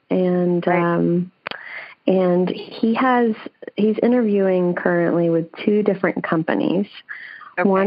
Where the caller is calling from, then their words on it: Vancouver, Washington, United States; I am calling from Vancouver, Washington.